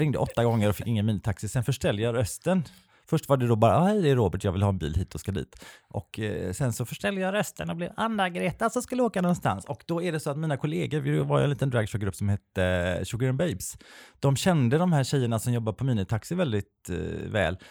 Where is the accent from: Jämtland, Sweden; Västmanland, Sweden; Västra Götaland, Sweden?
Västra Götaland, Sweden; Kungälv; Jag är ju från Kungälv som är en liten nazistisk ort två mil mm. norr, om, eh, norr om Göteborg